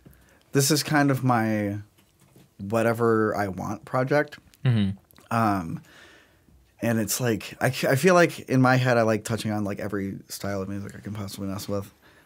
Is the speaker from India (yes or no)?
no; Sugar Grove, Illinois, United States; I think it's easy to say like, oh, I'm like from Chicago because people know where that is.